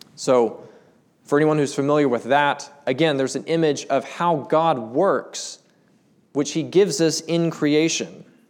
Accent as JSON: {"language": "English", "town": "Charlotte", "region": "North Carolina", "country": "United States", "moved": "yes", "lives_now": "Black Mountain, United States", "said": "I'm from Charlotte."}